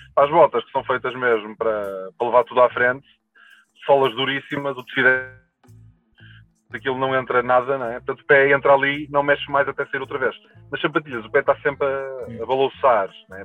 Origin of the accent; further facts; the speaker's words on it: Portugal; nós, enquanto portugueses